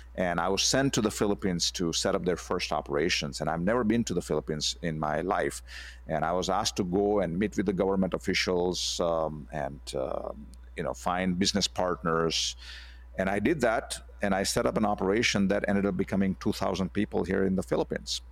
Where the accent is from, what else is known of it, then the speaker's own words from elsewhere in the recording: India; moved away as an adult; also born or lived in United States; I, I grew up in India, and then I went to the U S, uh, to continue my, uh, education in computer science